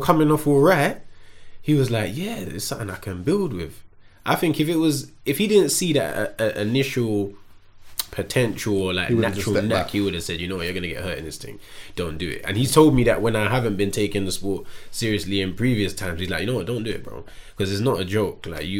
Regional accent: Tottenham, London, United Kingdom; also born or lived in Hackney; I think where being from Tottenham makes me who I am. Although I was born in Hackney, yeah, I'd say the person that I am developed from just being in the ends, being in Tottenham.

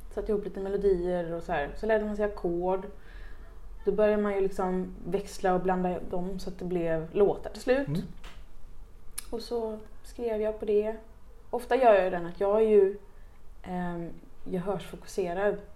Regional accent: Uddevalla, Västra Götaland, Sweden; det är där jag kommer ifrån

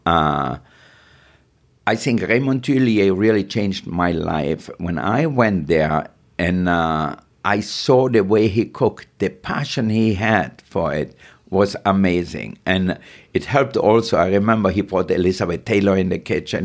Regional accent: Austria; moved away; I grew up in Austria, really poor.

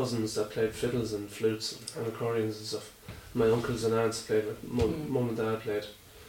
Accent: Athlone, Leinster, Ireland; I grew up in Athlone in the Midlands

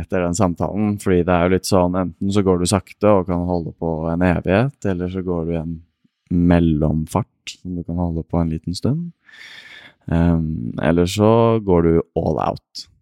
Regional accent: Asker, Akershus, Norway; født og oppvokst i Asker

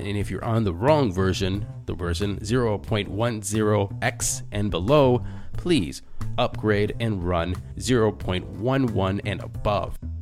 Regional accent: Cleveland, Ohio, United States; moved back, uh, to my hometown, Cleveland, Ohio

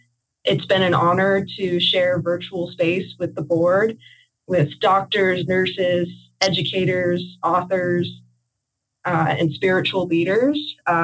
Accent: Los Angeles, California, United States; I'm Emily's granddaughter, and I'm from Los Angeles, California.

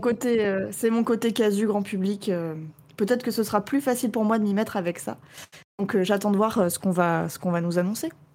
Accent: Rennes, Brittany, France; Je suis de Rennes

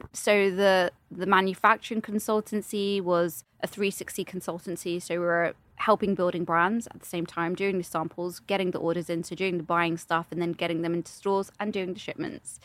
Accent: London, United Kingdom; accent: British; I'm also from London.

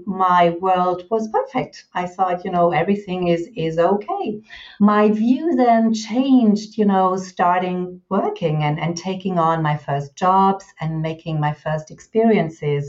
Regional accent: Germany; I'm German, 52 years old

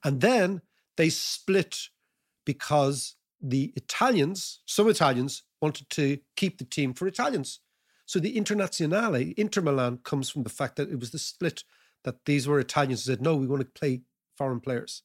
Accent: Ireland; being a typical paddy

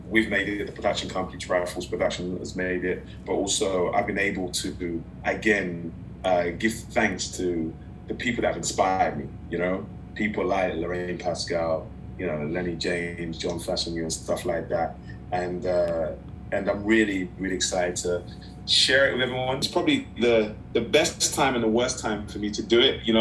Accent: Nigeria; They represent that I was as a Nigerian, I was born in foreign land.

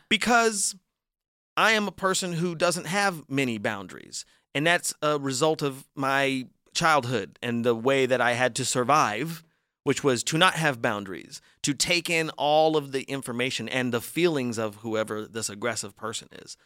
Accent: Las Vegas, Nevada, United States; I'm from Vegas

